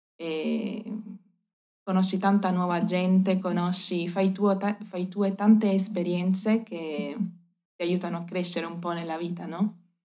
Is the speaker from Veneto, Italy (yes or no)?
no; Apulia, Italy; moved away as an adult; also born or lived in Davis, California, United States; now in Uruguay; io sono della Puglia, del sud Italia